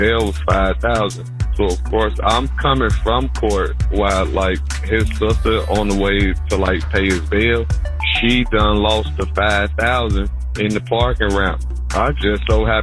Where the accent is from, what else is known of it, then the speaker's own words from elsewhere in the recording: Chicago, Illinois, United States; I've been in Chicago 50 years, and everybody know my name.